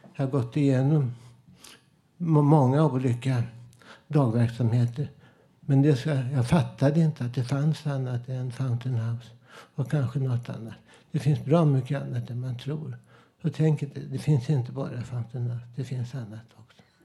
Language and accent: Swedish; Stockholm, Stockholm County, Sweden; also born or lived in Södermalm; jag är från Vällingby, där ABC-förorten från 60-talet, 50-talet jag minns ju hur jag bodde där. Jag växte upp